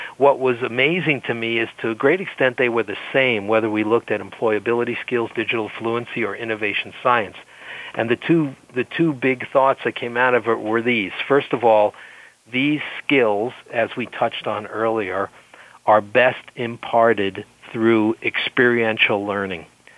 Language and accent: English; France; accent: French; English is a second language; European, French origin, as you can hear.